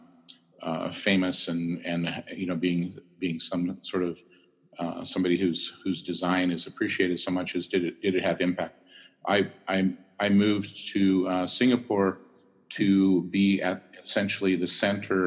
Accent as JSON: {"language": "English", "region": "California", "country": "United States", "tie": "born or raised there", "said": "coming from California, growing up in California"}